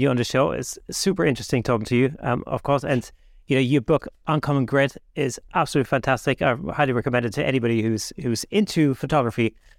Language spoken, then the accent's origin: English; Germany; moved away; I grew up in Germany